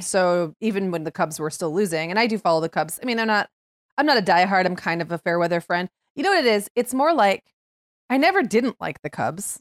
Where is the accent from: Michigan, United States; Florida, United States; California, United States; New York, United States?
Michigan, United States; Upper; moved away; when I grew up in Upper Michigan, it was often very cold by October